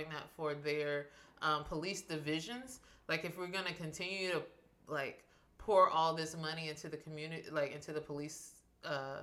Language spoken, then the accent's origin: English; Shelby, North Carolina, United States; Shelby, North Carolina, my hometown